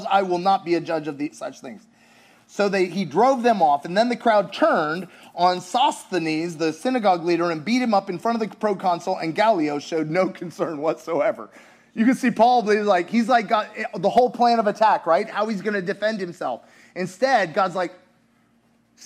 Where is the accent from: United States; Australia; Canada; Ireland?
United States; also born or lived in Russia; being American in Russia